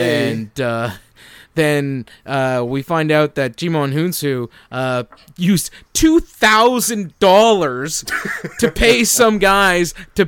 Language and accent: English; Canada; as a Canadian